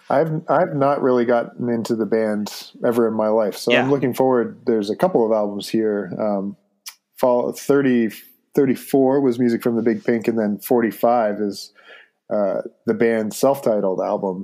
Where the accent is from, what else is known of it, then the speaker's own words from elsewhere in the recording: Ontario, Canada; moved away; we are both from the province of Ontario. We're both Canadian citizens.